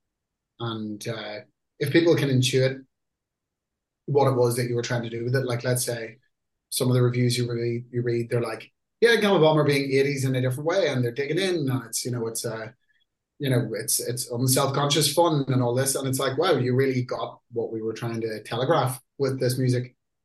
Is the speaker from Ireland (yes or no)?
yes; Ireland; UK has always been kind of like a home country for us, even though we're Irish